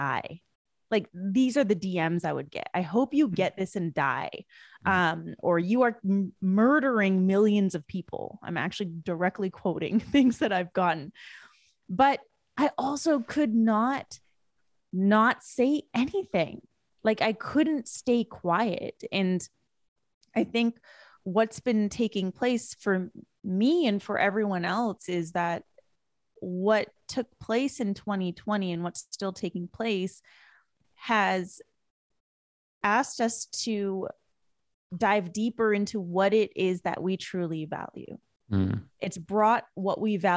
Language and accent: English; West Coast of Canada, British Columbia, Canada; moved away as an adult; now in United States; I was born and raised in Canada. I didn't move to the US until 2013.